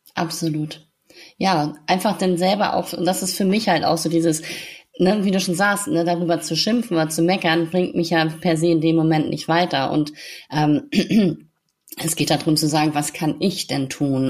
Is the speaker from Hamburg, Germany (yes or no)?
yes; Hamburg, Germany; in der Stadt bei uns in Hamburg